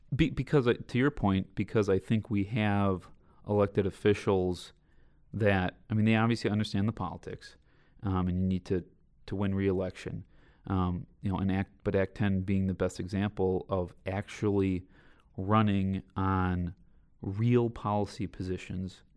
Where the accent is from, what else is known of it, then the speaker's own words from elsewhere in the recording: Southeast Wisconsin, United States; growing up in Southeast Wisconsin